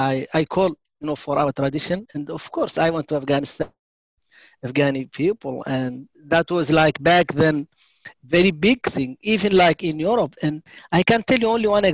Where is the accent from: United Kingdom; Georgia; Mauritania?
Mauritania; moved away as an adult; also born or lived in Germany; I am from Mauritania. I was born in Mauritania in the south, 1970